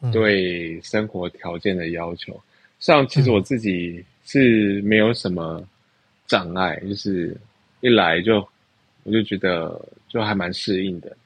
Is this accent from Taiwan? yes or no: yes; Taiwan; moved away as an adult; now in Bangkok, Thailand; 我就说我是台湾人